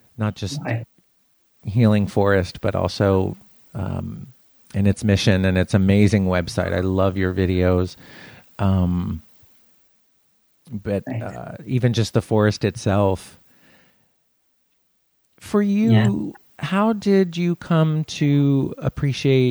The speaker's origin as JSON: {"language": "English", "region": "South Florida", "country": "United States", "tie": "born or raised there", "moved": "as an adult", "lives_now": "Los Angeles, United States", "said": "I grew up in South Florida, which is very humid, very hot."}